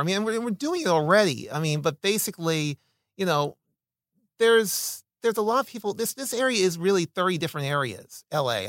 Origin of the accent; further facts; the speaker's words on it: Philadelphia, Pennsylvania, United States; also born or lived in New Orleans, Louisiana / Santa Clarita, California; now in Los Angeles, United States; I'm originally from Philadelphia, Uh, but I lived in New Orleans, Louisiana for eight years